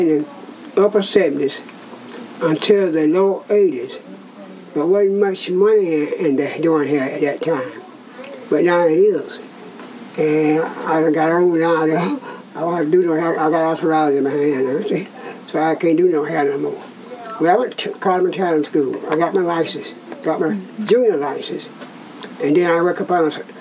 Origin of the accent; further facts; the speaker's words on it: Albany, Georgia, United States; moved away as an adult; also born or lived in Sylvester, Georgia / Avon Park, Florida; now in Gainesville, United States; I was born in Sylvester, Georgia, Albany, Georgia. So, yeah, Albany, Georgia.